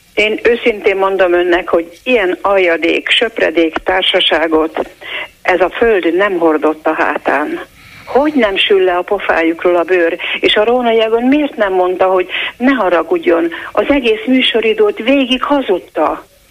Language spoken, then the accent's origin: Hungarian; Hungary; Én szégyelem, hogy magyar vagyok